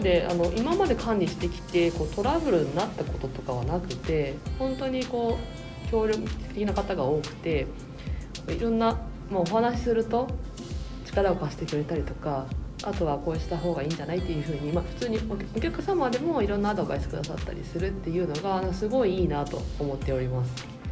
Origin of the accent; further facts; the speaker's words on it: Niigata, Japan; moved away as an adult; now in Tokyo, Japan; こう私ずっと新潟にいたので初めて今回の仕事で上京してきたんですね